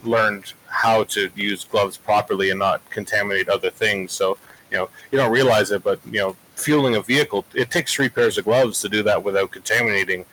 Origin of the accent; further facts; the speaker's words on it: Canada; moved away as an adult; now in Oklahoma, United States; I'm a Canadian citizen. I'm down here on a student visa.